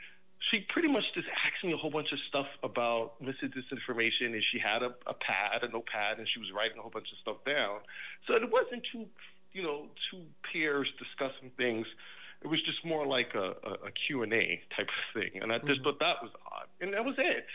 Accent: New York, United States; now in New Jersey, United States; I'm originally from New York, and I live 15 minutes outside of New York City. I'm in Jersey

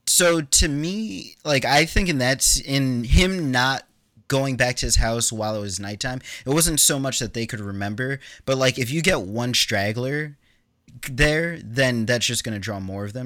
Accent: New York, United States; I grew up in New York

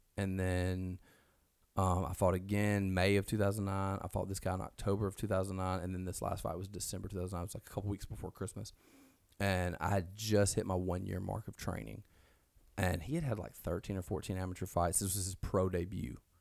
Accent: Alabama, United States; now in Mississippi, United States; we're from Alabama. We're in Mississippi now

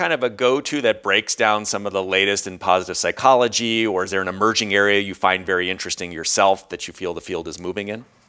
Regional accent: United States; moved away; also born or lived in Europe; we're both from the States, uh, Americans

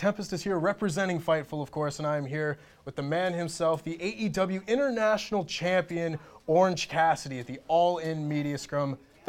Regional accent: Canada; I'm a Canadian.

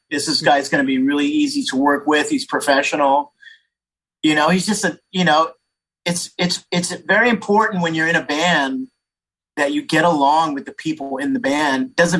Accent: San Jose, California, United States; so I grew up in Northern California. I grew up in San Jose. I lived on the east south side of San Jose

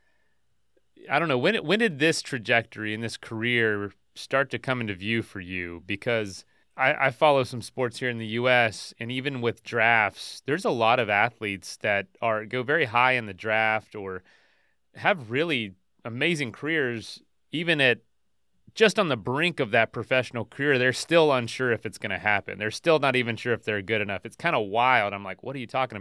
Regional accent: the American South, United States; I'm from the American South

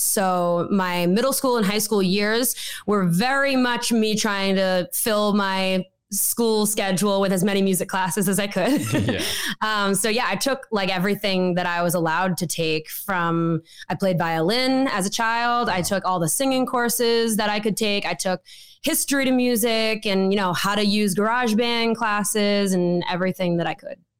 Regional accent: Wakefield, Massachusetts, United States; moved away as an adult; now in Nashville, United States; I come from Wakefield, Massachusetts, born and raised

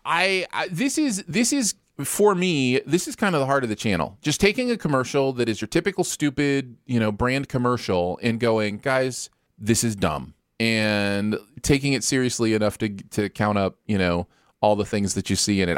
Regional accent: Michigan, United States; moved away; growing up in Michigan

